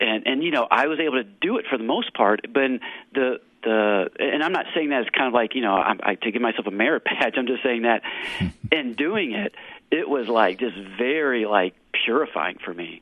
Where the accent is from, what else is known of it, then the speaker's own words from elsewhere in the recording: Kentucky, United States; moved away; also born or lived in California; I'm from Kentucky